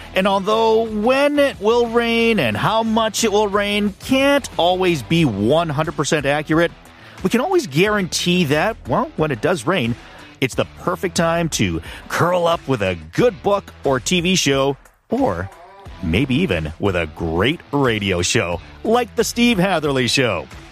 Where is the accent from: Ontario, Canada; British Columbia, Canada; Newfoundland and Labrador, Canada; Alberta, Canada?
British Columbia, Canada; Vancouver; I grew up in Vancouver